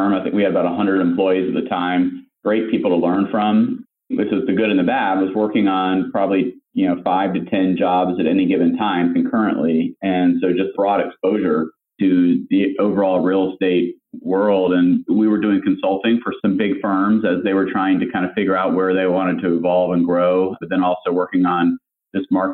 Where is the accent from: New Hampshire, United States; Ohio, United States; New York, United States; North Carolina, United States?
North Carolina, United States; moved away as an adult; also born or lived in Atlanta; I grew up in North Carolina